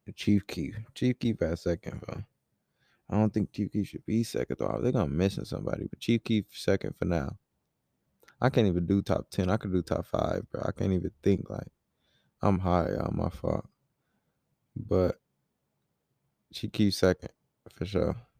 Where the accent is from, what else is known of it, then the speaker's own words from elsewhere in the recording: Rockford, Illinois, United States; moved away; I was in my hometown, Rockford, Illinois, for, like, three weeks